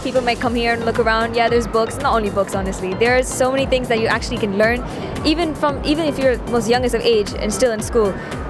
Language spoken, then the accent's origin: English; United Kingdom; I'm British.